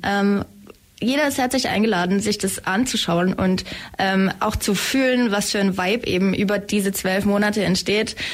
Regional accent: Schleswig-Holstein, Germany; moved away as an adult; now in Ulm, Germany; Ich komme ähm, aus Schleswig-Holstein ursprünglich

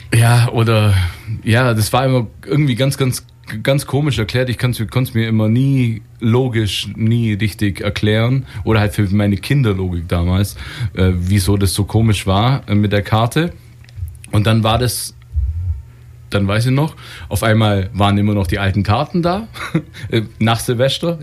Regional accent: West Germany, Germany; ich bin Wessi-Kind ja. schon immer gewesen

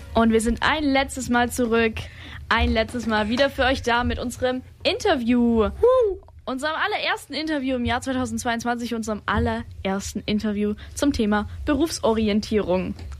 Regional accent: Germany; ich bin auch aus der Region

